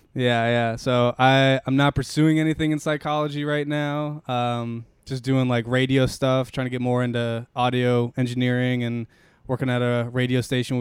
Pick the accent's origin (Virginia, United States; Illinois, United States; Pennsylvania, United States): Virginia, United States; Arlington; also born or lived in Richmond, Virginia; I'm from Virginia, man. I'm from Arlington, Virginia.